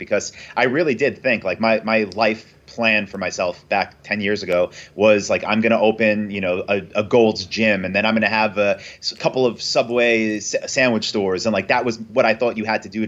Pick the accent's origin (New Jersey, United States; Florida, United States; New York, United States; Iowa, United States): New York, United States; Long Island; moved away as an adult; also born or lived in Ho Chi Minh City, Vietnam / Thailand / South America; I'm from New York. I'm from Long Island, but Manhattan is that's my place.